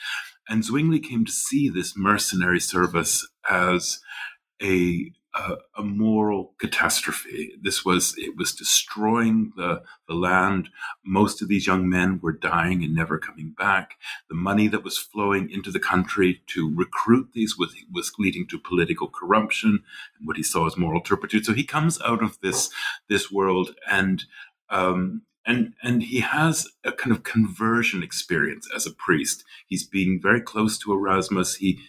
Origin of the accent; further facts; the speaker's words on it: the western prairies of Canada, Canadian Prairies, Canada; moved away as an adult; also born or lived in Nova Scotia, Canada / St Andrews, Scotland / Germany; now in New Haven, United States; I grew up in Canada, the western prairies of Canada, and then studied for many years in Nova Scotia on the East Coast, made my way across the Atlantic to Scotland, St. Andrews, where I did my PhD, and during that time spent a lot of time in Switzerland.